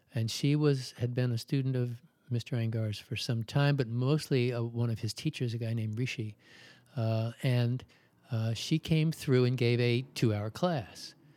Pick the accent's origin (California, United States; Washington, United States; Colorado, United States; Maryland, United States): Maryland, United States; Baltimore; I was born in Baltimore, I've always lived in Maryland